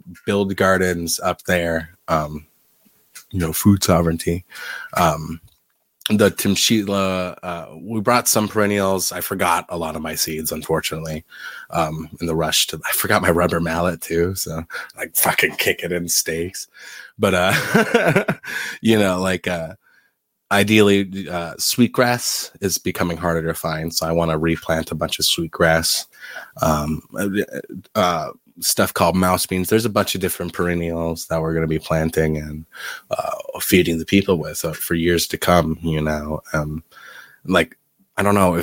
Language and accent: English; South Dakota, Midwest, United States; now in Michigan, United States; I'm from the Midwest